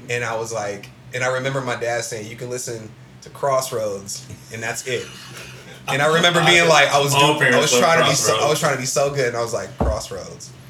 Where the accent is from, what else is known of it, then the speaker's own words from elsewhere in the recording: Columbus, Ohio, United States; Where um, where did you grow up at? Columbus. Like what side? What side? So on the East Sider.